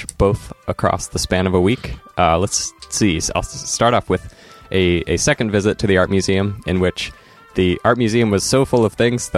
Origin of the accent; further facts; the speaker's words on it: Enterprise, Oregon, United States; now in Portland, United States; Enterprise is my hometown